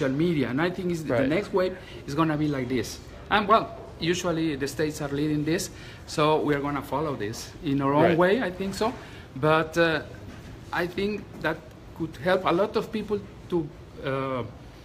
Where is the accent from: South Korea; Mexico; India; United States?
Mexico; I'm from Mexico